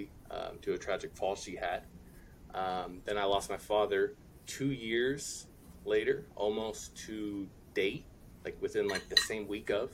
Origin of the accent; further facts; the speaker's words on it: California, United States; I'm from California